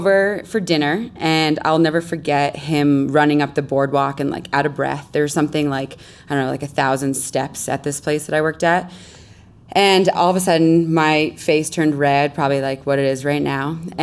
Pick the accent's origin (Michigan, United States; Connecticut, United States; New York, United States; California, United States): Connecticut, United States; moved away as an adult; also born or lived in Caribbean; I grew up in Connecticut